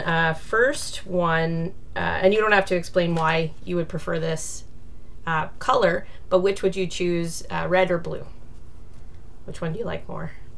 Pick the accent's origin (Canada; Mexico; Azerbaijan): Canada; Alberta; moved away; I'm originally from Alberta